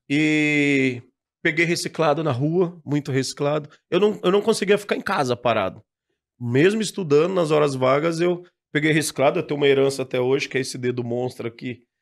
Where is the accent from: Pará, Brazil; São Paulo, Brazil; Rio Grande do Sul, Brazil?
São Paulo, Brazil; Guarulhos; Ah, eu moro em Guarulhos, eu moro lá até hoje. Existia um pasto lá